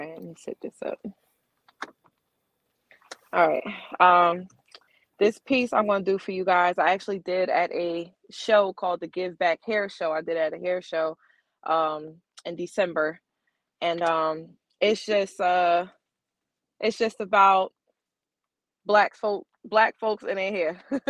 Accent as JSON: {"language": "English", "town": "Chattanooga", "region": "Tennessee", "country": "United States", "lives_now": "Memphis, United States", "said": "I'm originally from Chattanooga, Tennessee, but I live here in Memphis, Tennessee."}